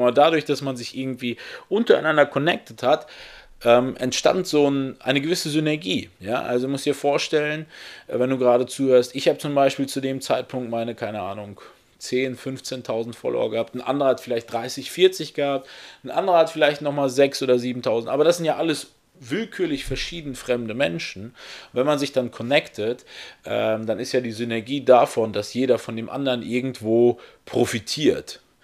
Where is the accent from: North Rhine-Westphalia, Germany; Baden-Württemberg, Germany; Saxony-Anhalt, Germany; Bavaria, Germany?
North Rhine-Westphalia, Germany; also born or lived in Russia; geboren bin ich dort in Russland. Äh, mit zweieinhalb Jahren habe ich es dann geschafft, äh, mit meiner gesamten Familie nach Deutschland zu ziehen. Und ähm, wir sind dann auch hier in Deutschland gestrandet in Nordrhein-Westfalen